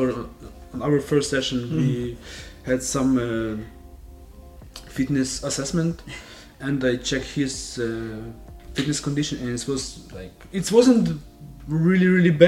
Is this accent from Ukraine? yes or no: yes; Ukraine; moved away; I'm from Ukraine